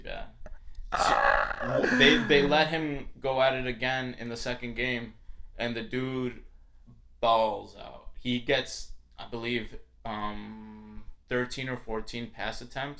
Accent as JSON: {"language": "English", "town": "Chicago", "region": "Illinois", "country": "United States", "tie": "born or raised there", "said": "I was born in Chicago"}